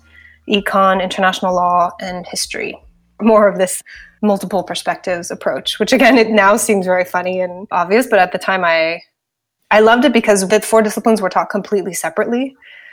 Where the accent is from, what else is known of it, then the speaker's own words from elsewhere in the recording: Washington, District of Columbia, United States; moved away as an adult; also born or lived in Switzerland / London / Toronto / Singapore; now in San Francisco, United States; I grew up in Washington, D.C.